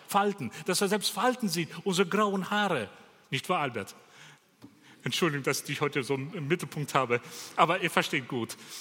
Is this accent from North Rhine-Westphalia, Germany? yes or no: no; Bavaria, Germany; bei uns in Bayern